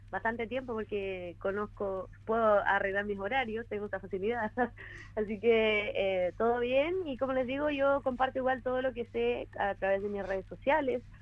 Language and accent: Spanish; Osorno, Los Lagos, Chile; Bueno, eh, no mencionaron, pero yo soy de Osorno.